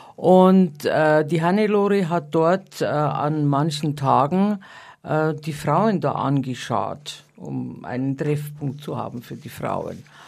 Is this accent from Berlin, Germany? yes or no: no; Bavarian countryside, Germany; accent: Bavarian; moved away; also born or lived in Munich; Ich bin ja am Land geboren